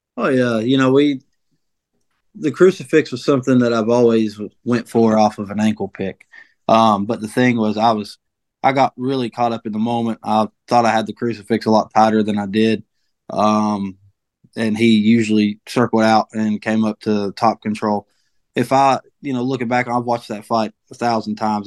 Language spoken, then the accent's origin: English; Delbarton, West Virginia, United States; also born or lived in Morgantown, West Virginia / Bridgeport, West Virginia; I'm from Mingo County. You know, Del Barton represent.